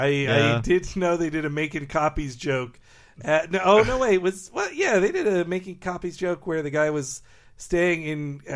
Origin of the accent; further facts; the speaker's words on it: Arkansas, United States; I was born in Arkansas, so I can make fun of the South.